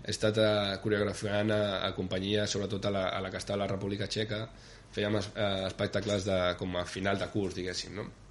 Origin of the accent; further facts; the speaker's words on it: Gelida, Catalonia, Spain; moved away as an adult; also born or lived in Barcelona / Prague / Ostrava; venim de Gelida, diguéssim, no? que és un poble també molt poble